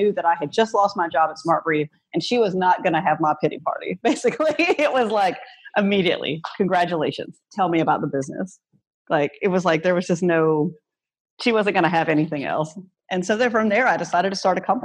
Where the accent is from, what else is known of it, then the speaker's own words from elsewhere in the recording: North Louisiana, United States; also born or lived in Washington, District of Columbia, United States; now in Baton Rouge, United States; My hometown has 200 people in it in North Louisiana.